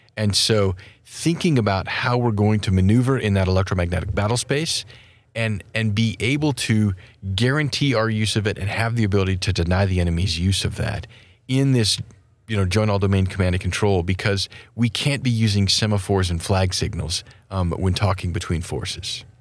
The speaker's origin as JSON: {"language": "English", "region": "Wyoming", "country": "United States", "said": "my home state of Wyoming"}